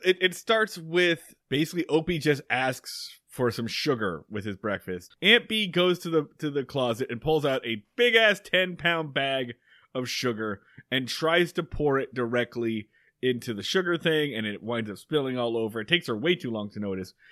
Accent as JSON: {"language": "English", "town": "Medford", "region": "Oregon", "country": "United States", "tie": "born or raised there", "said": "my hometown of Medford, Oregon"}